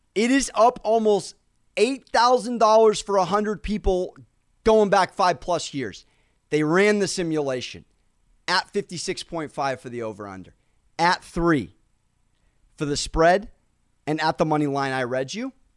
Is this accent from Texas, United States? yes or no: no; San Diego, California, United States; I grew up in San Diego, California